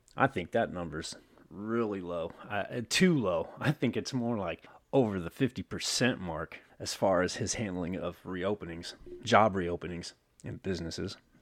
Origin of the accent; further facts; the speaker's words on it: California, United States; also born or lived in Newark, California / Otay Mesa, San Diego, California; one of you is in my hometown where I'm at right now